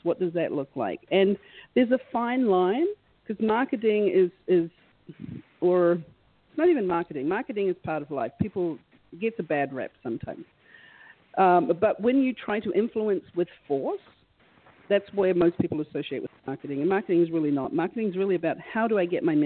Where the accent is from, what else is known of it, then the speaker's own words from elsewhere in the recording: New Zealand; moved away; I'm originally from New Zealand